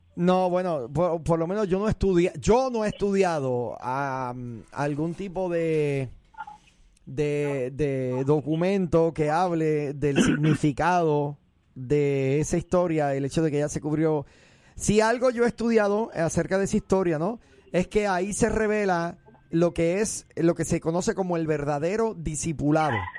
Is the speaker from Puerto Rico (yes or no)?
yes; Puerto Rico; yo soy puertorriqueño